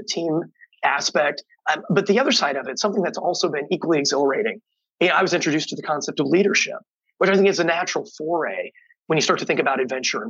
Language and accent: English; East Central Indiana, United States; I grew up on a hog farm in East Central Indiana